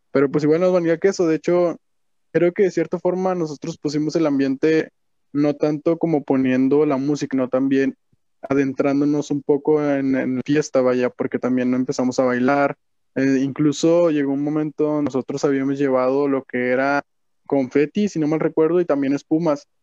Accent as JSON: {"language": "Spanish", "town": "Monterrey", "region": "Nuevo León", "country": "Mexico", "tie": "born or raised there", "said": "nací en Monterrey, Nuevo León, aquí mismo. Soy 100% mexicano y pues de norteño, no sé cómo decirlo, regio"}